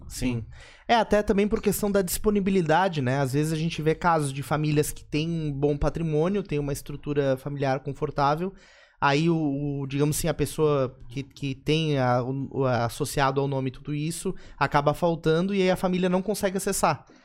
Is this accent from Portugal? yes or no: no; Brazil; como brasileiro